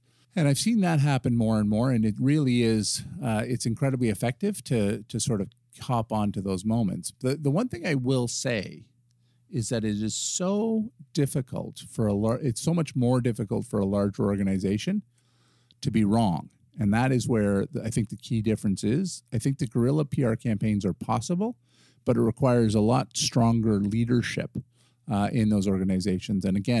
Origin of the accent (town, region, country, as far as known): Canada